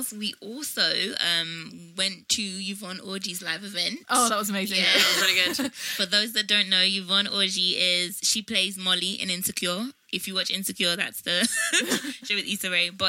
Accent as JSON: {"language": "English", "country": "Nigeria", "tie": "born or raised there", "moved": "yes", "lives_now": "Croydon, United Kingdom", "said": "I saw someone from high school, secondary school. I went to in Nigeria."}